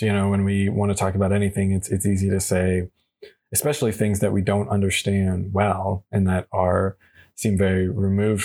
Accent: United States; being an American

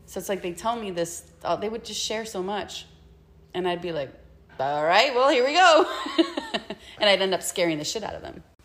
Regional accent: Puerto Rico; moved away; I'm from La Isla del Encanto, where you're trained to survive

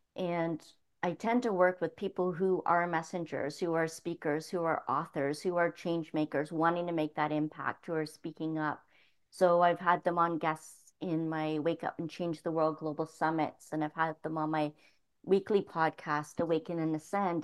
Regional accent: Toronto, Ontario, Canada; moved away as an adult; growing up in Toronto for the first 18 years of my life

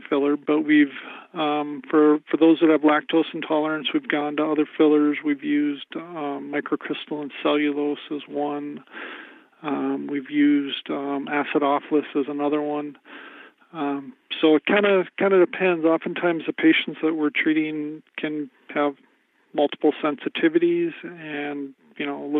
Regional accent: Dickinson, North Dakota, United States; also born or lived in Fargo, North Dakota; lived in Fargo for a couple of years before moving back to my hometown of Dickinson

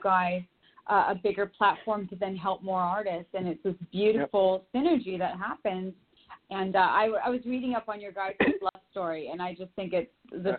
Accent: Bozeman, Montana, United States; I'm originally from Bozeman, Montana, where I was born and raised

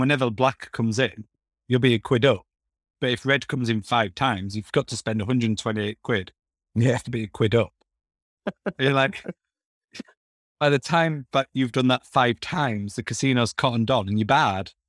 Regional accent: Castleford, Yorkshire and the Humber, United Kingdom; moved away; I'm originally from Castleford

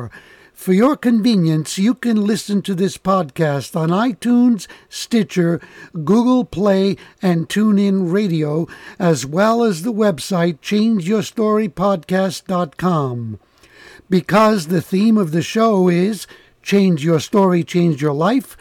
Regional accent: New York City, New York, United States; I grew up in the Bronx

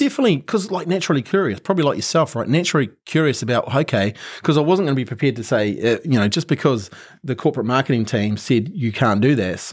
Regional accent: Christchurch, Canterbury, New Zealand; I'm a typical Kiwi kid

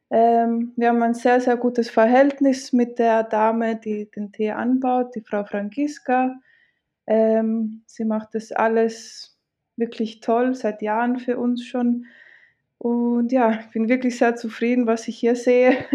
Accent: Greece; first language Greek; Äh, ich bin in Griechenland tatsächlich aufgewachsen und geboren. Ähm, und also mein Griechisch und mein Deutsch sind meine

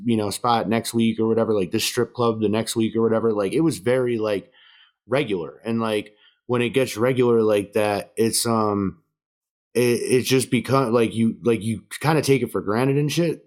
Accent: upstate New York, United States; I'm from upstate New York

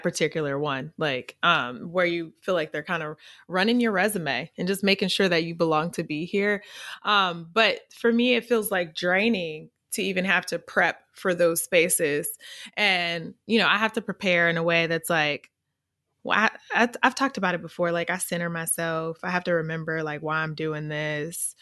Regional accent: Missouri, United States; accent: AAVE; I'm from Missouri. We have a certain dialect that we speak

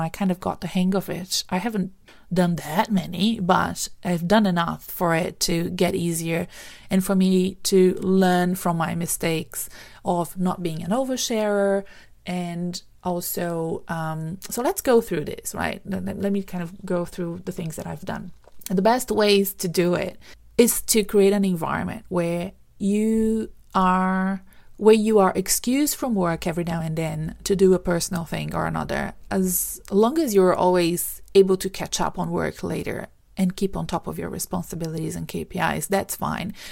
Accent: Brazil; moved away as an adult; now in Australia; I'm from Brazil originally

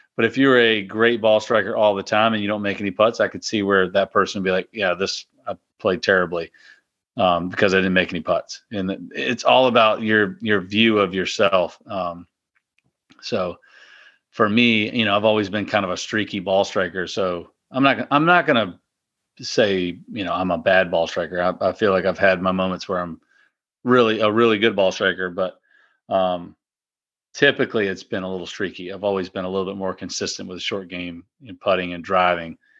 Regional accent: Powhatan, Virginia, United States; Mill Quarter, uh, plantation in, in my hometown in Powhatan

